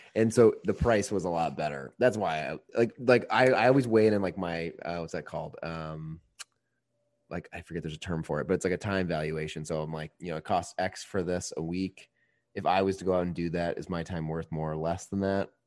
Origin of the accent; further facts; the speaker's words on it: Indiana, United States; now in Chicago, United States; I'm from Indiana